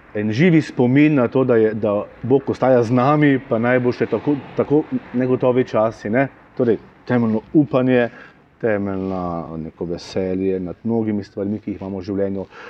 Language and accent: Slovenian; Slovenia; now in Maribor, Slovenia; smo že tako nezreli slovenci